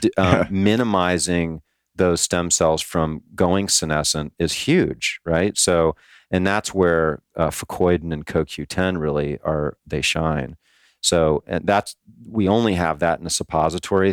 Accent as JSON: {"language": "English", "region": "Hawaii", "country": "United States", "tie": "born or raised there", "moved": "yes", "lives_now": "Florida, United States", "said": "I grew up in Hawaii"}